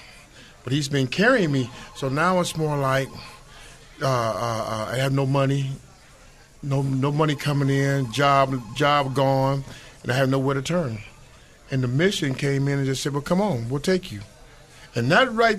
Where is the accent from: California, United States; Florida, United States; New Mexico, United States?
California, United States; San Diego; I was born and raised in San Diego